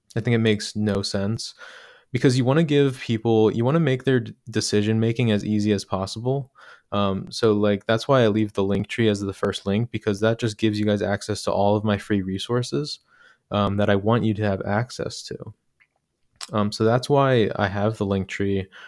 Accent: Medford, New Jersey, United States; now in Philadelphia, United States; I grew up in Medford, New Jersey

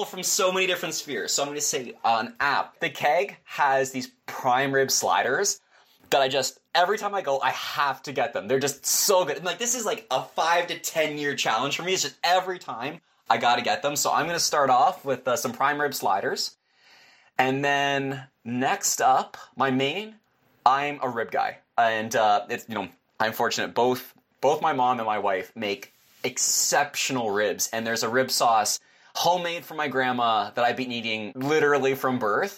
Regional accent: Canada; as a Canadian

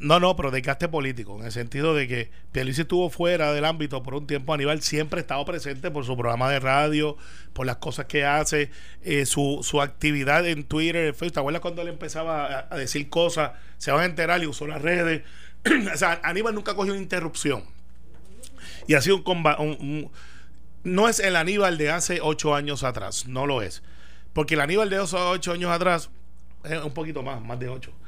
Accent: Puerto Rico; como yo creo que queremos ser la inmensa mayoría de los puertorriqueños

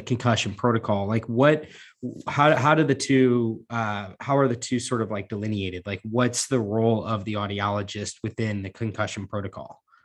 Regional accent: Missouri, United States; two Missouriites

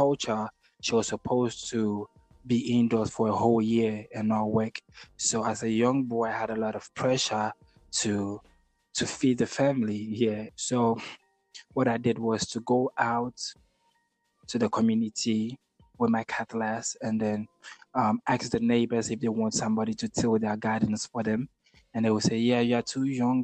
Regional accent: Accra, Greater Accra, Ghana; also born or lived in Tema / Kumasi; I'm born and raised in Ghana, you know, Accra to be precise, the capital city of Ghana

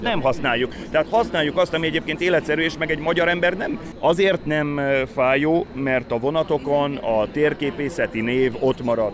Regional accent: Pécs, Baranya, Hungary; én Pécsi vagyok

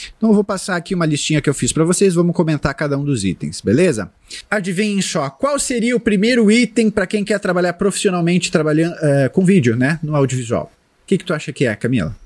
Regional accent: Porto Alegre, Rio Grande do Sul, Brazil; eu sou de Porto Alegre

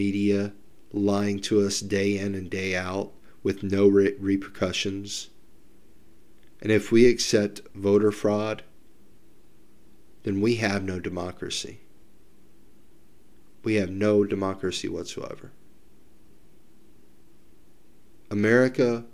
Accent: United States; we as an American people

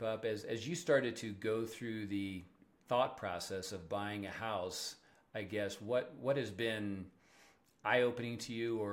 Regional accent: Kansas, United States; now in Colorado, United States; I'm from Kansas

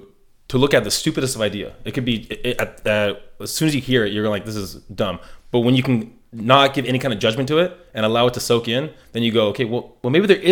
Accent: San Diego, California, United States; born there; So I was born in San Diego, moved around a lot, went to boarding school, and then went to high school here, went to college up in the Bay Area, lived overseas, came back

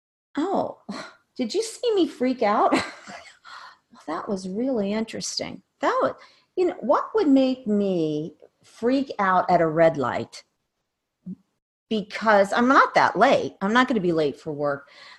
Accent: Ohio, United States; born there; I know why I was born in Ohio.

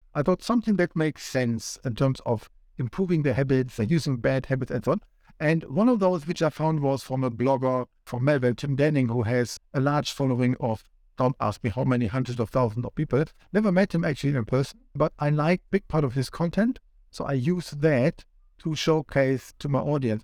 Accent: Switzerland; moved away as an adult; now in Sydney, Australia; my home country, Switzerland

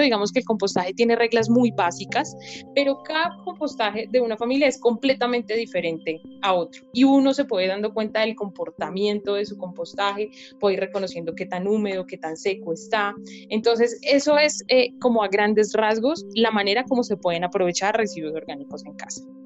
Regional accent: Colombia; como sociedad colombiana

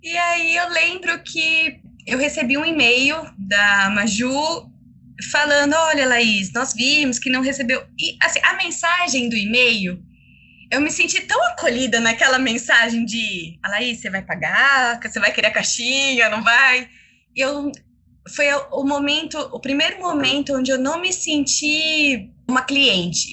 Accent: Campinas, São Paulo, Brazil; accent: caipira; sou de Campinas, interior de São Paulo

